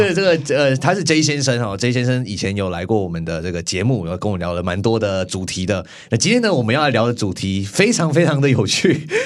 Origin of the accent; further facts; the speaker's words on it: Tainan, Taiwan; 我是台南人嘛， 我们在台南很常有那种牛肉汤